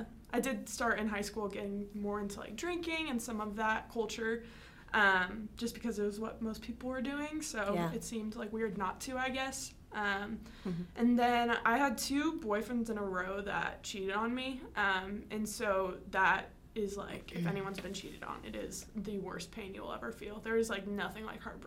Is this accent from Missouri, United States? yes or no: no; Iowa, United States; I am from Iowa